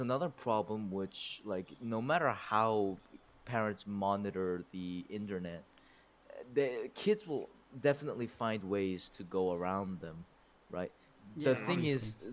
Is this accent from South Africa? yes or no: no; South Korea; English is a second language; also born or lived in United States; now in United Arab Emirates; I am Korean, South Korean.